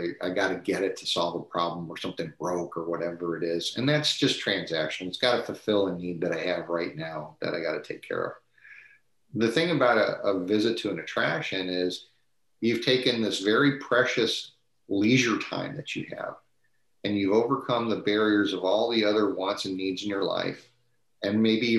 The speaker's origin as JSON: {"language": "English", "region": "Midwest", "country": "United States", "tie": "born or raised there", "said": "like all of us growing up in the Midwest, we had Cedar Point and Kings Island and the SeaWorld Park"}